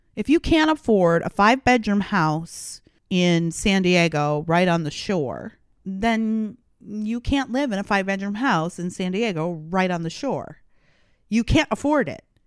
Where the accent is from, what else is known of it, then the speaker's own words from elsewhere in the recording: Canada; now in United States; I'm a Canadian by birth, so Canada's a Commonwealth country